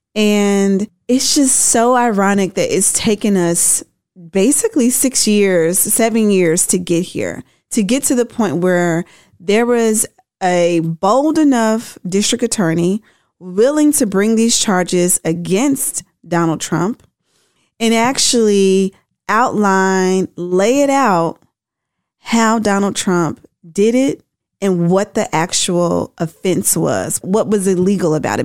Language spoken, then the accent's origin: English; Tennessee, United States; my home state of Tennessee